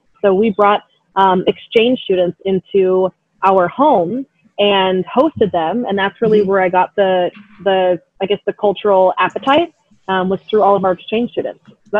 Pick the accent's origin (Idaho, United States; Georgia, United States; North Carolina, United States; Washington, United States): Idaho, United States; Boise; moved away as an adult; also born or lived in California; now in Hawaii, United States; Growing up in Boise, Idaho